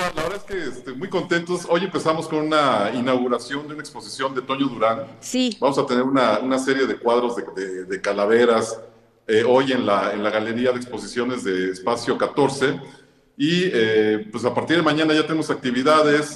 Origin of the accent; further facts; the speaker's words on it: Puebla, Mexico; como poblanos, como gente que le gusta la tradición del Día de Muertos.